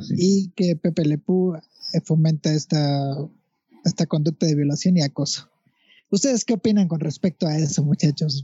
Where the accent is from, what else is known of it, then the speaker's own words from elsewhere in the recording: Mexico; los tres somos mexicanos